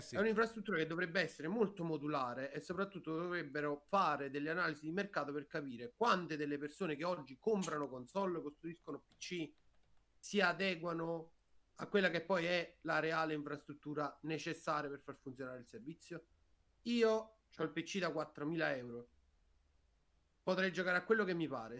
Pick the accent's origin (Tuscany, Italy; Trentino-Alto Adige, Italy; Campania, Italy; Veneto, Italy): Campania, Italy; province of Avellino